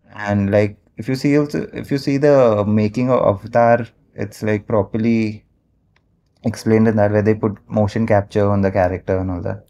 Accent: Mumbai, Maharashtra, India; I've born and brought up in Mumbai only, like a proper Bombay boy

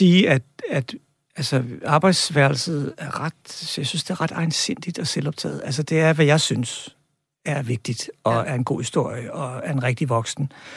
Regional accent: Albertslund, Capital Region of Denmark, Denmark; min barndom i Albertslund

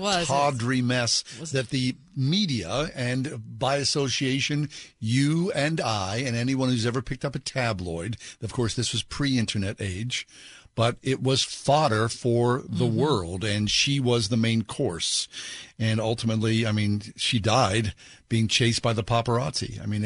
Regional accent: United States; not being a Brit, but, like all Americans

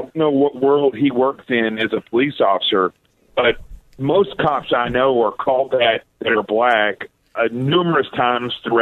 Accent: Arkansas, United States; I grew up in Arkansas

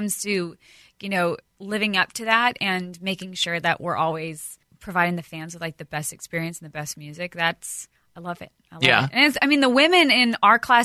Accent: Montana, United States; growing up in Montana

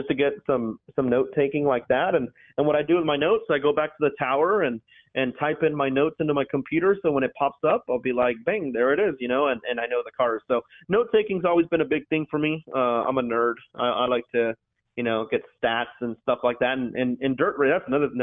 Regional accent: New Mexico, United States; Growing up in New Mexico

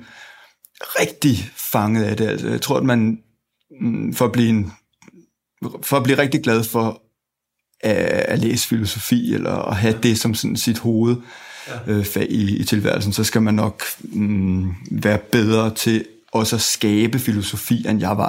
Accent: Zealand, Denmark; er født og vokset i øh, Sjælland øh, og har gået på både Ordop øh, skole og gået på øh, Ordup gymnasium

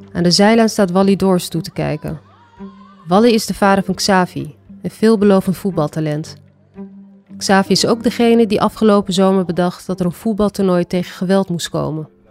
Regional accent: Amsterdam, North Holland, Netherlands; ik kom uit Amsterdam Zuidoost

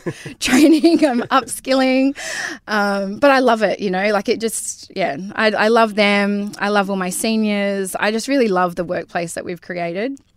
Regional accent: Karratha, Western Australia, Australia; I grew up in Bulgara

